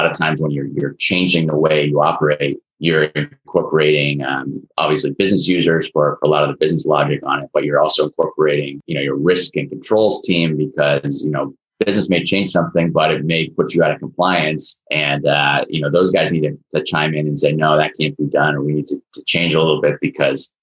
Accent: Burlington, Vermont, United States; moved away as an adult; now in Boston area, United States; I was actually born in Vermont. So I grew up in right outside of Burlington, Vermont, and then came down to the Boston area to go to college.

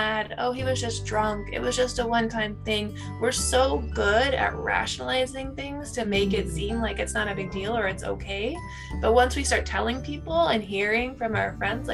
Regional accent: California, United States; moved away; also born or lived in New York; We're from California

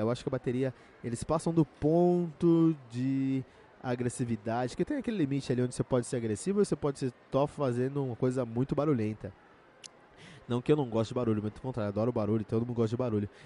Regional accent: Cotia, São Paulo, Brazil; eu cresci em Cotia com muitos metaleiros ao meu redor

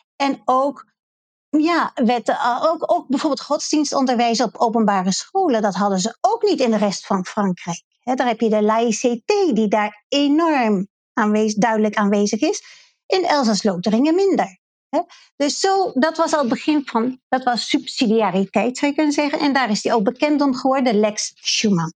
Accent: Netherlands; als Nederlanders

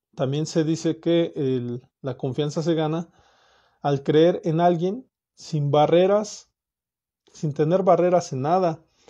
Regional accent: Mexico; also born or lived in Morelia, Michoacán; Como, como mexicano, como, como persona que vive aquí en Morelia

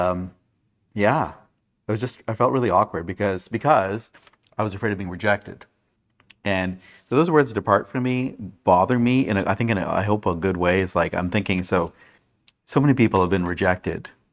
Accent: Brampton, Ontario, Canada; where I grew up in Brampton

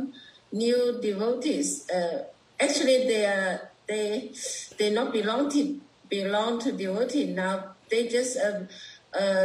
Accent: Guangzhou, Guangdong, China; I'm from China, Guangzhou.

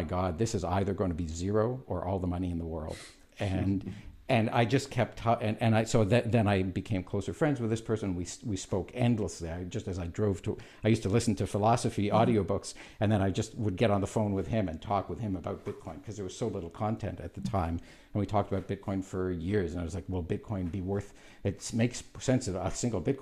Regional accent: Canada; I'm Canadian

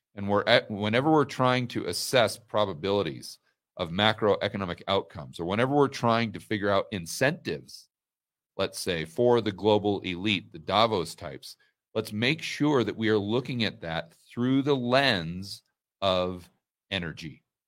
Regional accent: Portland, Oregon, United States; also born or lived in Laurelwood, Oregon; when I was very small, I grew up way out in the countryside in Oregon, the middle of nowhere.

